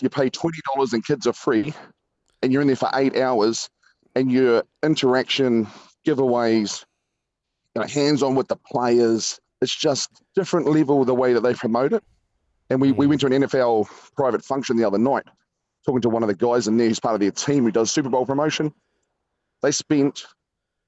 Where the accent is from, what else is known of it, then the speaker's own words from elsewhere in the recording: New Zealand; we're from New Zealand